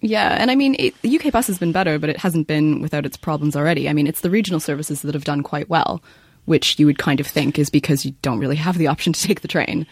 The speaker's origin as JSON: {"language": "English", "country": "Canada", "said": "I'm Canadian."}